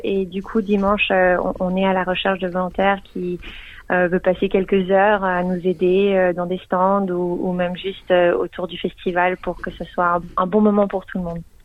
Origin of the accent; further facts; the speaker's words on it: Geneva, Switzerland; now in Melbourne, Australia; je viens de Genève, donc euh, je parle français